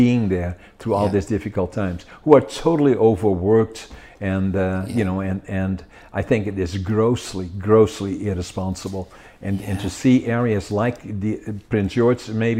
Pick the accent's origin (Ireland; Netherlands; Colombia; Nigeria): Netherlands; now in Canada; I was in the military for 2 years, drafted in Holland, the Special Forces.